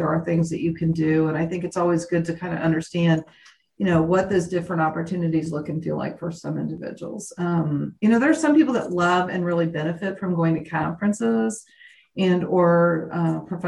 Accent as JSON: {"language": "English", "region": "Indiana", "country": "United States", "tie": "born or raised there", "moved": "as an adult", "lives_now": "Oklahoma, United States", "said": "I was born and raised in Indiana"}